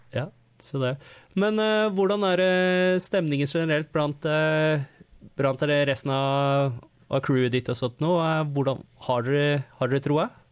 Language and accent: Norwegian; Norway; now in Australia